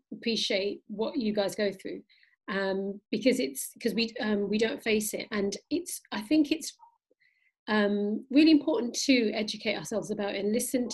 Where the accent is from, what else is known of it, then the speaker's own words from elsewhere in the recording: Pakistan; I'm Pakistani